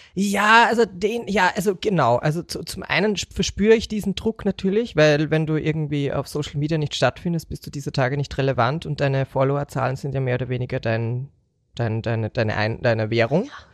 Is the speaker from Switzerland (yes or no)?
no; Austria